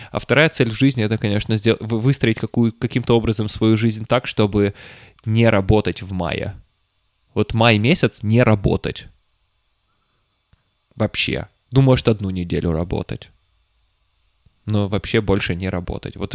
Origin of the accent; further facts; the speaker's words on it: Petropavlovsk-Kamchatsky, Kamchatka Krai, Russia; я рос в Петропавловске-Камчатском